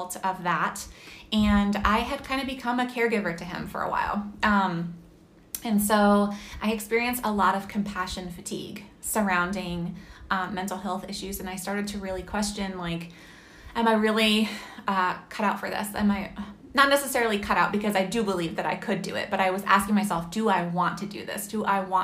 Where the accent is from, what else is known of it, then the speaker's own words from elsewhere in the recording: Massachusetts, United States; moved away as an adult; also born or lived in Pennsylvania; I grew up in Massachusetts, and then I ended up going to college in Pennsylvania